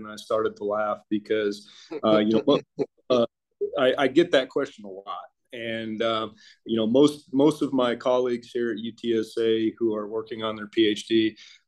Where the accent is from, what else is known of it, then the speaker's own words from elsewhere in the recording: Colorado, United States; moved away as an adult; also born or lived in South America; now in San Antonio, United States; I am from Colorado originally. I live in San Antonio now